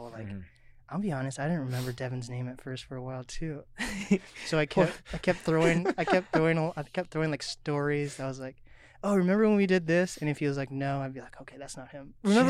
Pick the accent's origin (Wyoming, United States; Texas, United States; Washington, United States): Washington, United States; Mercer Island; I grew up on Mercer Island, and first of all, these colors are like my school.